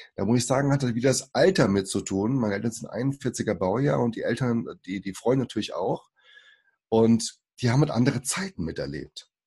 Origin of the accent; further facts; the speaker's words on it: Germany; first language Portuguese; German is a second language; also born or lived in Suzano, São Paulo, Brazil; ich äh, bin geboren in Brasilien 1980, bin fünf Jahren hergekommen und bin dann hier aufgewachsen in Deutschland